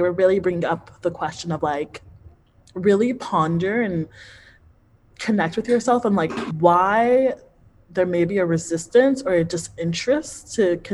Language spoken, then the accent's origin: English; United States; I grew up in the United States.